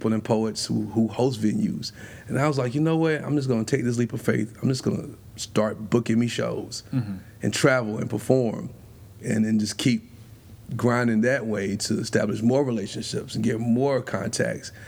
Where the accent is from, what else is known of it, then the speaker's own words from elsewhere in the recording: Spartanburg, South Carolina, United States; also born or lived in Greenville, South Carolina; I'm originally from Spartanburg